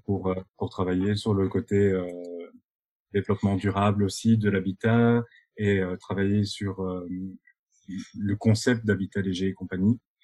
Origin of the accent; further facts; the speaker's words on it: Binche, Wallonia, Belgium; moved away as an adult; also born or lived in Brussels; je suis originaire de Belgique, euh, un petit patelin qui s'appelle Binche